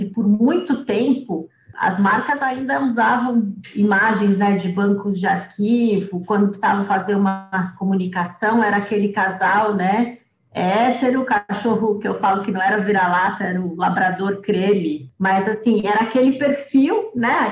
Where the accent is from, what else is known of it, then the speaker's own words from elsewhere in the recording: Piracicaba, São Paulo, Brazil; accent: Piracicaba; Esse sotaque horroroso de Piracicaba, né? O porta. E eu acabei matando o sotaque, né? nem tenho mais